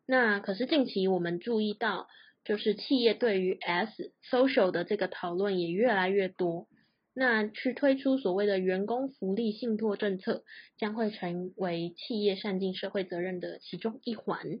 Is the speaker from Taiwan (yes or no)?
yes; Taiwan; also born or lived in United States; 我们台湾人